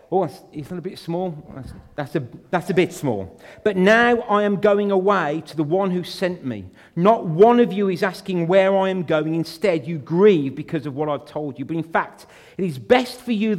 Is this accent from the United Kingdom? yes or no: yes; United Kingdom; We're born British